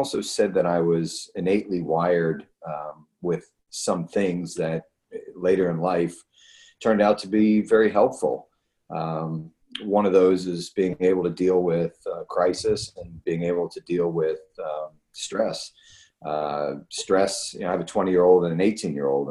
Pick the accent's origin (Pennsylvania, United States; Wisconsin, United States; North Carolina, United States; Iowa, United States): Pennsylvania, United States; Philadelphia; moved away; also born or lived in Texas; I grew up in Philadelphia